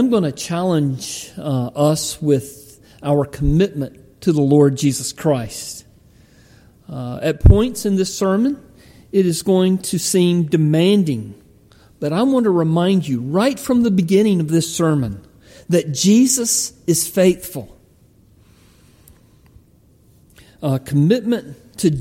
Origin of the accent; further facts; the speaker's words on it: Palmetto, Georgia, United States; the church where I grew up in Palmetto, Georgia